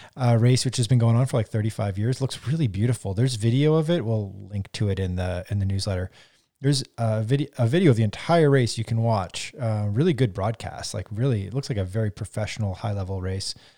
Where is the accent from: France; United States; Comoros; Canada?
Canada; we're all Canadian here